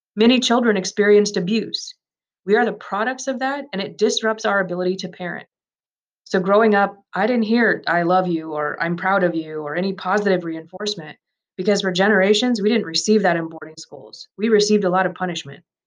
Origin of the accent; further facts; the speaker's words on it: Pine Ridge Reservation, South Dakota, United States; I grew up on Pine Ridge Reservation, around an hour away from here